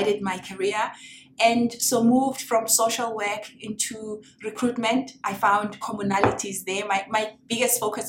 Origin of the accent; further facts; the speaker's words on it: South Africa; moved away; I'm from South Africa. I started my career in South Africa.